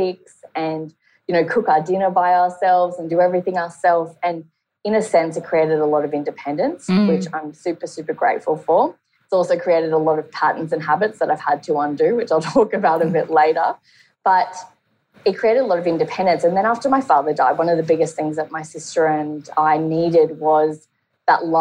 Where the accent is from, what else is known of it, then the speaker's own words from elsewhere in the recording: Brisbane, Queensland, Australia; I'm from Brisbane, Australia